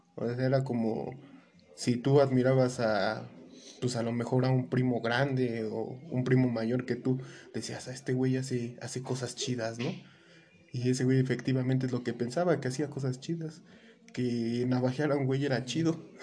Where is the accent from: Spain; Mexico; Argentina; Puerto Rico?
Mexico; como mexicanos